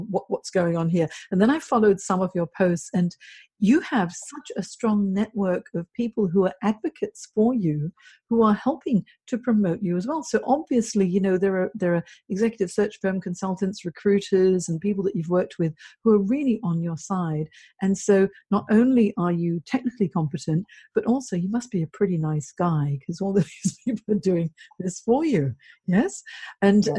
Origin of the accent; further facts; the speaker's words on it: Hong Kong; also born or lived in Singapore / United Kingdom; now in Sydney, Australia; I grew up in Hong Kong, and then now I've been in Sydney for 9 years